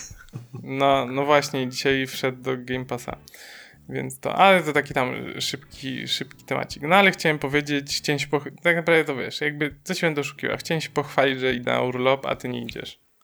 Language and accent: Polish; Silesian Voivodeship, Poland; my jesteśmy ze Śląska